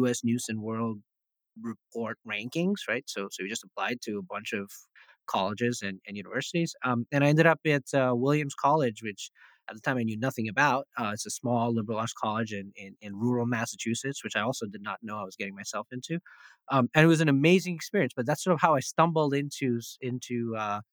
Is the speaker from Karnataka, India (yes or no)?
yes; Bangalore, Karnataka, India; moved away as an adult; also born or lived in New England; now in United States; So I grew up in India